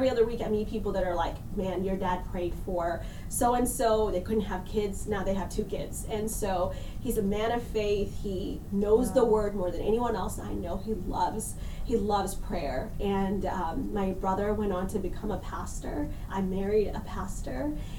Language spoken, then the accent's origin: English; India; born there; So I'm Indian. I was born in India, so I have brown skin.